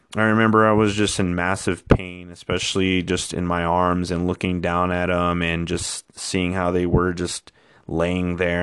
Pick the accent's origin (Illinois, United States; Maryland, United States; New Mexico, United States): New Mexico, United States; Española; also born or lived in Clovis, New Mexico / Truchas, New Mexico; I was born and raised in New Mexico all my life